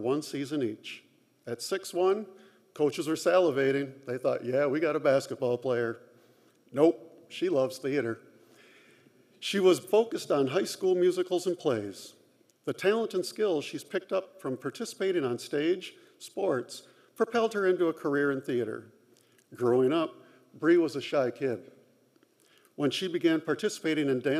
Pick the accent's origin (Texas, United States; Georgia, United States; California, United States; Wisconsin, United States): Wisconsin, United States; Marshfield; also born or lived in Madison, Wisconsin / Washington, D.C.; now in Dodgeville, United States; I grew up in Marshfield, go Tigers